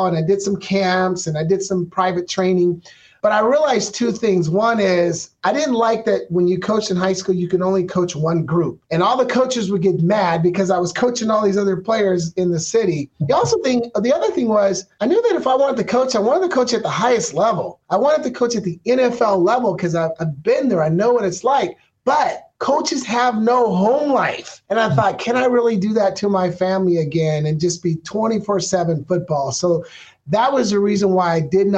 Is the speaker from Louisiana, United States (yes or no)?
no; Portland, Oregon, United States; moved away as an adult; now in Phoenix, United States; We're from Portland, Oregon